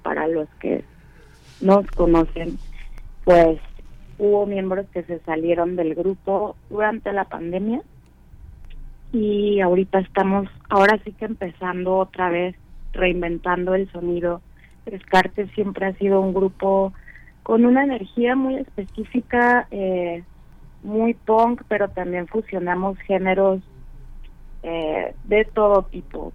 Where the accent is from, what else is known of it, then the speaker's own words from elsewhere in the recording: Guadalajara, Jalisco, Mexico; moved away as an adult; now in Mexico City, Mexico; nosotros ya no vivimos ahí desde el 2010. Ahora sí que somos, ah, ya somos de la Ciudad de México